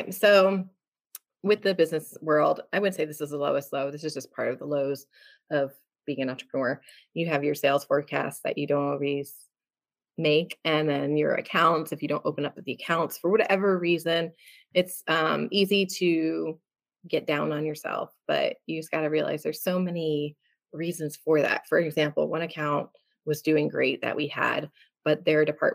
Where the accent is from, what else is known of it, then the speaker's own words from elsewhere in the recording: New Jersey, United States; I come from Jersey